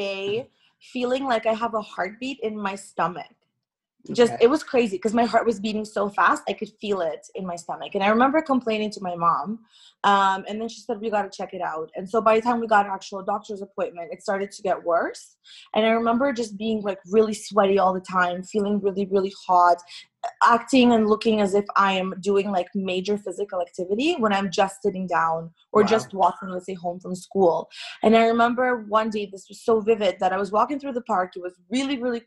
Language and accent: English; Toronto, Ontario, Canada; also born or lived in Irkutsk, Russia; when I was 9 years old, my parents and I immigrated to Toronto, Canada, where I reside right now